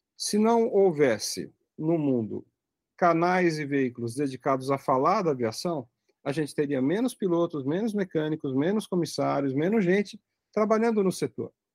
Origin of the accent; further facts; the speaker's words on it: São Paulo, Brazil; eu nasci em São Paulo, que é uma cidade que tem um tráfego aéreo intenso